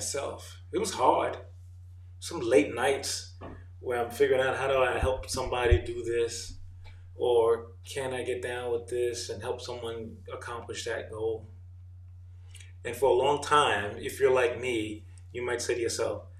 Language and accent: English; New York, United States; moved away as an adult; also born or lived in Jamaica; now in Atlanta, United States; I am an immigrant from Jamaica, grew up in New York, now living in Atlanta, Georgia.